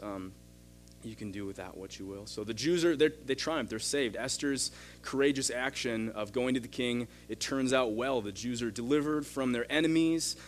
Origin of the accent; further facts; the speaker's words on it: United States; as an American, as a big brother